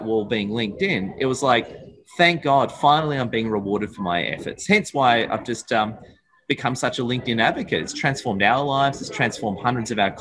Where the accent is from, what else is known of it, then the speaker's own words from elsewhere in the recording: Sydney, New South Wales, Australia; I'm from Sydney, Australia